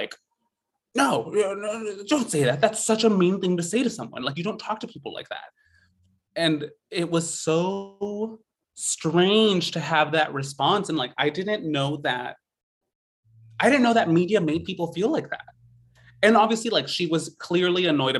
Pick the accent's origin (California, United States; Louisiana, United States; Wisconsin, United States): California, United States; San Joaquin Valley, Central Valley of; I grew up in the Central Valley of California, in the San Joaquin Valley, like dead middle of California